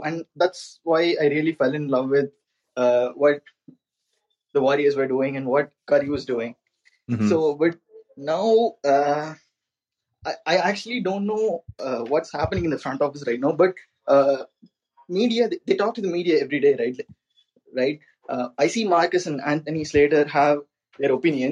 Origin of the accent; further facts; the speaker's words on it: India; I'm from India